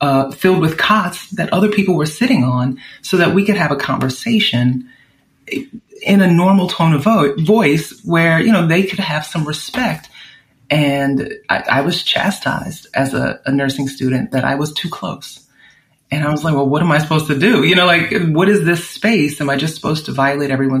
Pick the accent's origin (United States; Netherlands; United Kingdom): United States; New Orleans, Louisiana; now in California, United States; growing up in New Orleans